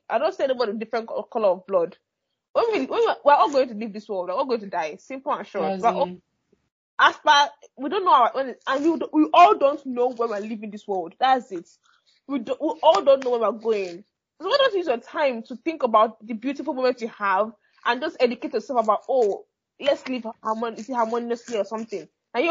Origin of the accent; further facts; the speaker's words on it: Nigeria; moved away; I'm a Nigerian